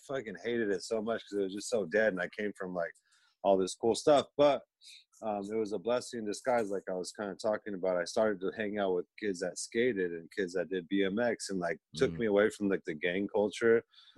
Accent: Escondido, California, United States; I was born in Escondido. It's a small town.

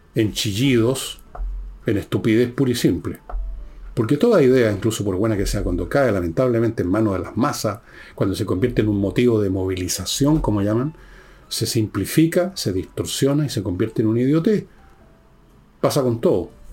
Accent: Chile; como muchos chilenos

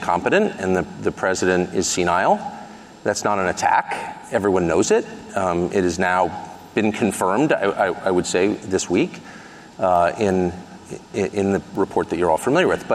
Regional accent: United States; the America that I grew up

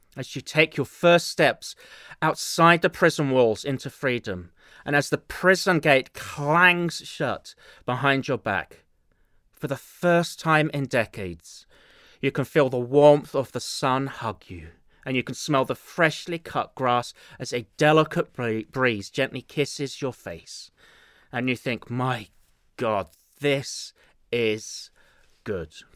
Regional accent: England, United Kingdom; accent: English; now in Chicago, United States; my dulcet English accent

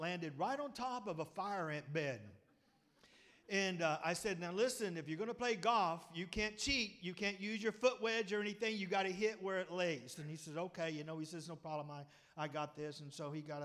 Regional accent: Pettus, Texas, United States; I come from Pettus, and you know us Pettus boys

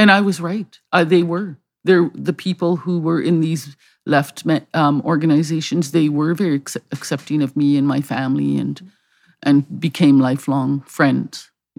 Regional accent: Canada; legally, I guess I am a Canadian, but have not always been made to feel that this is really my home.

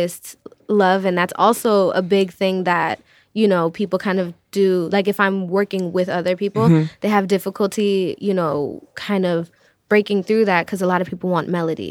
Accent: Chicago, Illinois, United States; I am from the city. I was born and raised up north. I was born in Uptown, raised in Edgewater.

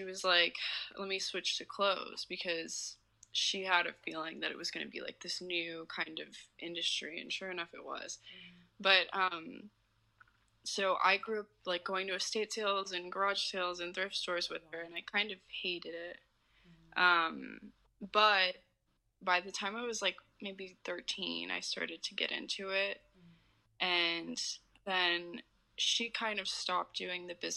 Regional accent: Houston, Texas, United States; also born or lived in Arkansas; I live in Houston. I wasn't born here. I was born in Arkansas, but I've lived here my whole life

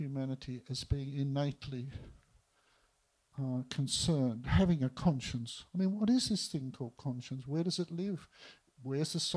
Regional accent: Melbourne, Victoria, Australia; I was born in East Melbourne

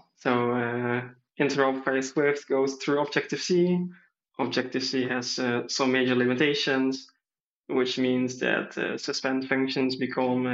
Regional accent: southern Netherlands, Netherlands; I am from the Netherlands, South of the Netherlands

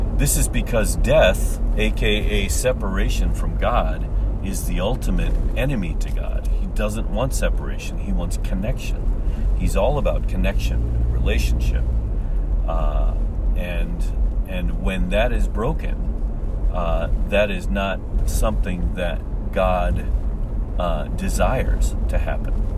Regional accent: St. Charles, Missouri, United States; moved away as an adult; now in Japan; my hometown of St. Charles, Missouri

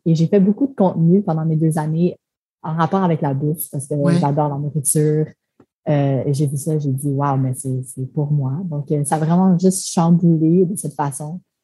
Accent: Montreal, Quebec, Canada; first language French; moved away as an adult; also born or lived in Toronto; je venais de Montréal, que je parle français

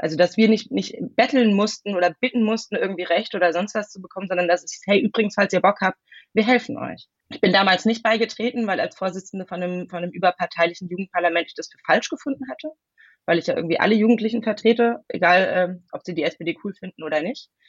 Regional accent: Hesse, Germany; moved away as an adult; also born or lived in Heidelberg / Bavaria; now in Western Pomerania, Germany; ich bin in Heidelberg geboren, ich bin in Hessen aufgewachsen, ich habe in Bayern studiert

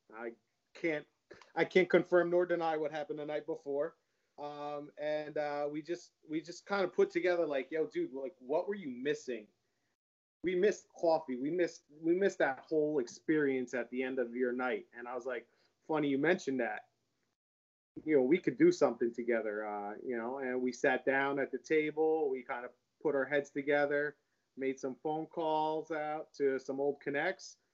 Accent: Howell, New Jersey, United States; I grew up in Howell too

